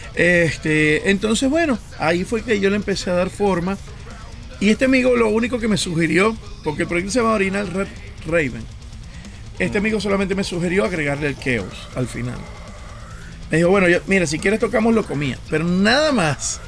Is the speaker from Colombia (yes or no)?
no; Venezuela; moved away as an adult; now in Montreal, Canada; cuando me fui de Venezuela